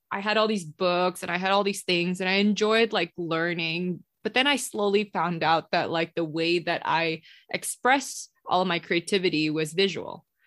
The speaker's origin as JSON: {"language": "English", "country": "Singapore", "tie": "born or raised there", "also_born_or_lived": "Indonesia", "moved": "as an adult", "lives_now": "Los Angeles, United States", "said": "I was born in Indonesia and then I moved to Singapore when I was about like five or six. And then I grew up in Singapore and I came here to LA for college"}